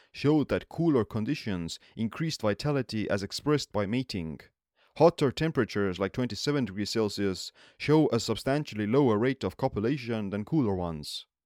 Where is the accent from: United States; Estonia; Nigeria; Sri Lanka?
Estonia; I'm born and raised in Estonia, where saunas have been a part of the culture for centuries.